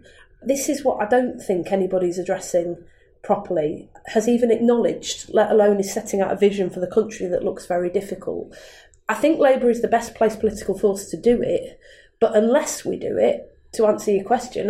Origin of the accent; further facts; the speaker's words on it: Manchester, North West England, United Kingdom; I was born in Manchester in 1979, near Thatcher came to power. And when I was born, Manchester was much older than the surrounding towns like Wigan, Bury, Bolton, because the industry was in towns.